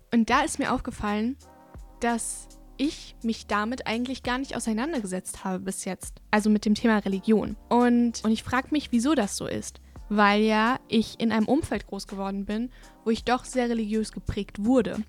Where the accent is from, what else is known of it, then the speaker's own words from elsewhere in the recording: Bavaria, Germany; ich komme ja aus Bayern und meine Familie kommt aus Ungarn